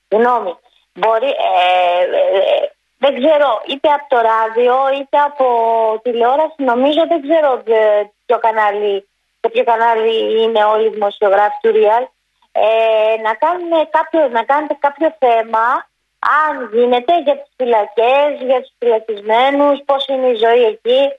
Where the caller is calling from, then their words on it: Ymittos, Attica, Greece; Γεια σα, κύριο. Ε … από το Ιμητό.